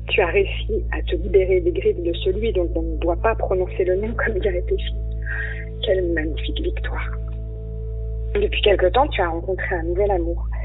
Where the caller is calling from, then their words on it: Nantes, Pays de la Loire, France; Bonjour, euh … de Nantes d'abord, je veux remercier Florence de nous offrir cet espace de parole.